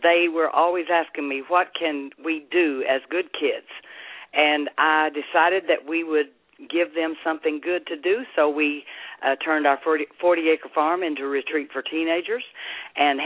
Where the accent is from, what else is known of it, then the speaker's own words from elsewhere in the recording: Duncan, Oklahoma, United States; accent: Southern; I'm from Duncan, Oklahoma